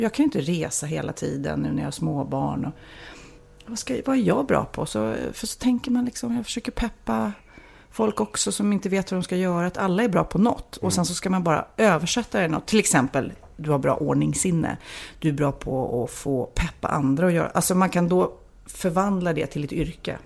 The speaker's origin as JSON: {"language": "Swedish", "town": "Lidingö", "region": "Stockholm County", "country": "Sweden", "tie": "born or raised there", "said": "jag var ju en liten udda fågel här på Lidingö där jag växte upp"}